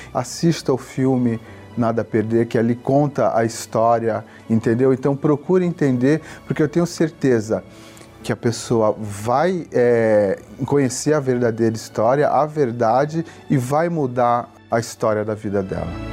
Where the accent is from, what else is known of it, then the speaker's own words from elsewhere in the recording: Santos, São Paulo, Brazil; eu sou de Santos